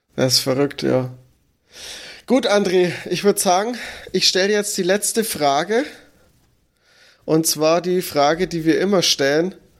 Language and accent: German; Franconia, Bavaria, Germany; als Franke